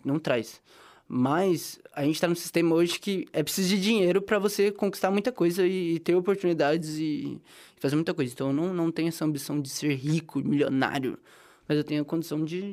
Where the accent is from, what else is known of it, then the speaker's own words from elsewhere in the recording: interior of São Paulo, Brazil; moved away; Sou do interior de São Paulo